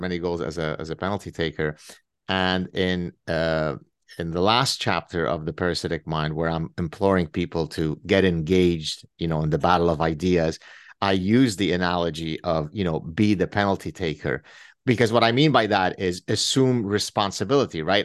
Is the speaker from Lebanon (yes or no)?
yes; Lebanon; moved away; I grew up in Lebanon